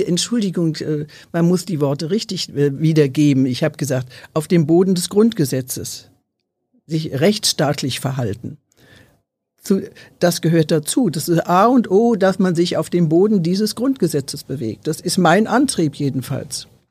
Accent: Germany; uns als Deutsche

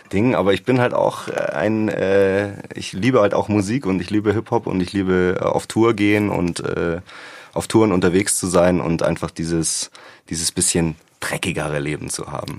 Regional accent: the area around Munich, Bavaria, Germany; ich bin ja nicht in München aufgewachsen, sondern ein bisschen im Umland

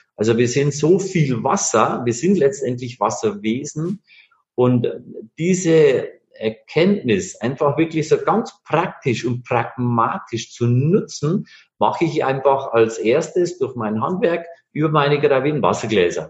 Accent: Bavarian Forest, Germany; moved away; Ich komme ursprünglich aus Bayern, aus dem Bayerischen Wald.

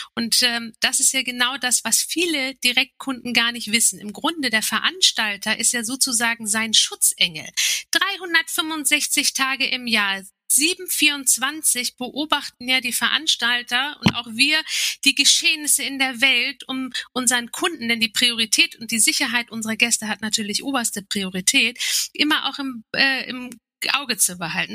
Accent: Turkey; als Türkin

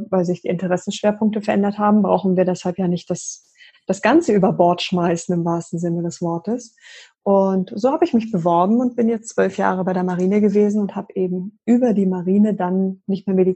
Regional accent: Berlin, Germany; born there; ich bin gebürtige Berlinerin

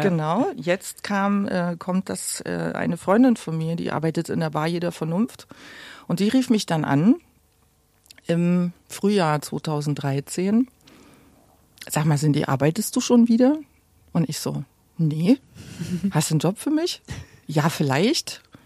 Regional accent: Gera, Thuringia, Germany; moved away as an adult; now in Berlin, Germany; ich bin in Gera geboren

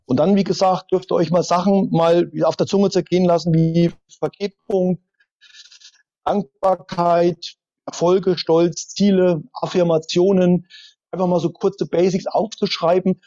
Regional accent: East Germany, Germany; geboren als Ossi

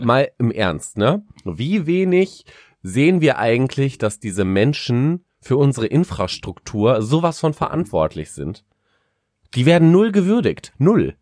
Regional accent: Paderborn, North Rhine-Westphalia, Germany; Ich komme ja aus Paderborn, das ist eine, das ist eine riesige Uni, was Lehramt angeht

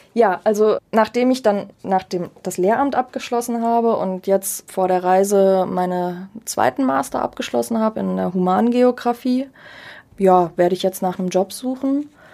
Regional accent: Germany; als Deutsche

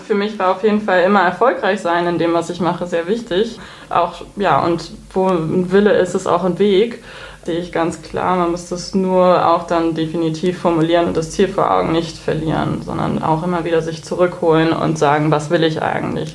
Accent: Baltic coast, Schleswig-Holstein, Germany; moved away as an adult; also born or lived in Hamburg / Cologne / Berlin; bin gebürtige Hamburgerin, aber groß geworden im Norden in Schleswig-Holstein an der Ostsee

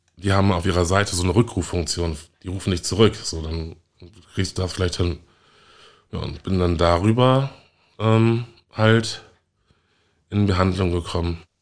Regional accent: Münster, North Rhine-Westphalia, Germany; now in Hamburg, Germany; ich komme ja ursprünglich aus Münster und habe dort viel äh, Rassismus erlebt, wurde als kleines Kind als, als Neger beschimpft

